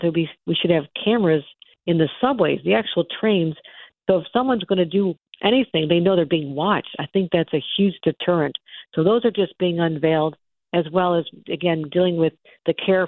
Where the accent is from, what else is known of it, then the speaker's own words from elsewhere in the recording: Buffalo, New York, United States; That's what happened in Buffalo, the massacre in my hometown